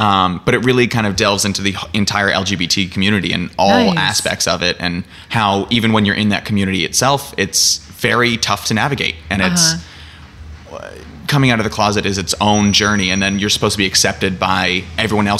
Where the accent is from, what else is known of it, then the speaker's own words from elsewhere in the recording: Silicon Valley, Northern California, United States; moved away; I'm from Northern California, the Silicon Valley.